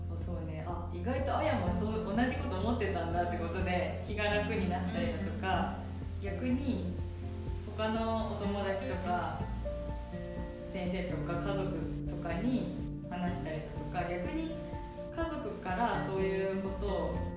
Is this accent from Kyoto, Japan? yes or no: no; Hiroshima, Japan; moved away as an adult; also born or lived in Kanagawa; now in Minnesota, United States; 生まれは神奈川県育ちは広島県です